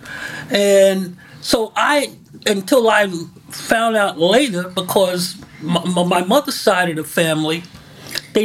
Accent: New York City, New York, United States; we grew up in Bedford-Stuyvesant

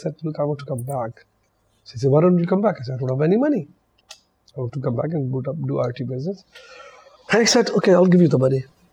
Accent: Pakistan; moved away as an adult; also born or lived in Australia; I was away from Pakistan for 23 years. I left Pakistan in 73.

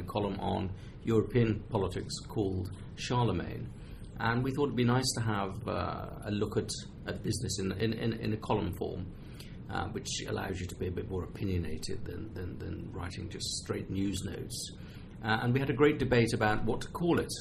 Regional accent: England, United Kingdom; as an English person.

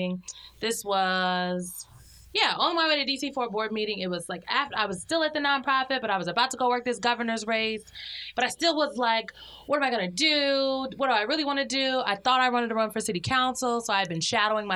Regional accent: Omaha, Nebraska, United States; my hometown of Omaha, Nebraska.

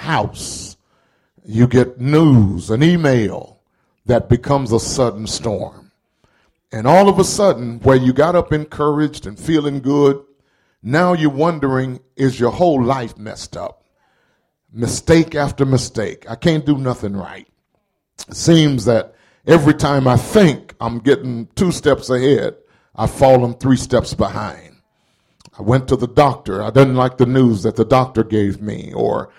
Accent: the South, United States; growing up in the South

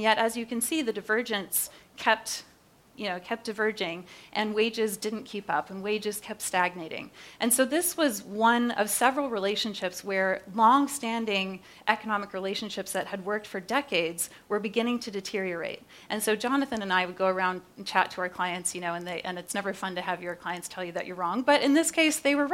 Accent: Canada; now in United States; I'm Canadian originally

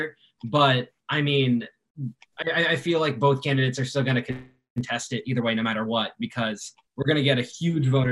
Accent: Spring Hill, Kansas, United States; I'm a senior nursing major from Spring Hill, Kansas.

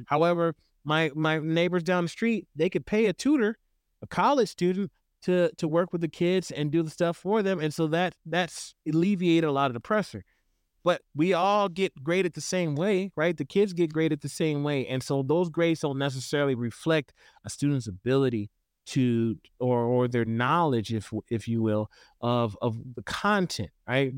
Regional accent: Houston, Texas, United States; now in Idaho, United States; I grew up in the South originally, I'm from Houston

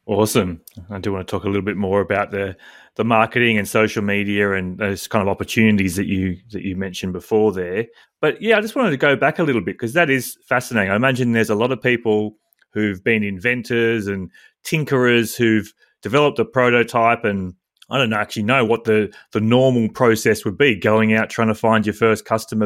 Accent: Australia; being an Australian male

